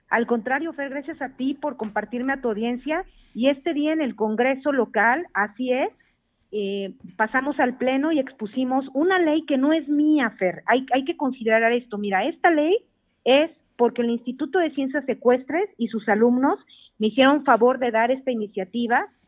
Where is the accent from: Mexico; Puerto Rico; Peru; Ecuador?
Mexico; aquí nos culturizó como mexicanos